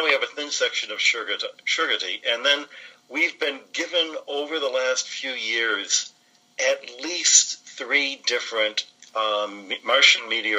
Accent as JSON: {"language": "English", "town": "Detroit", "region": "Michigan", "country": "United States", "tie": "born or raised there", "also_born_or_lived": "Arizona / Pennsylvania", "accent": "American", "moved": "as an adult", "said": "I grew up in Detroit, Michigan."}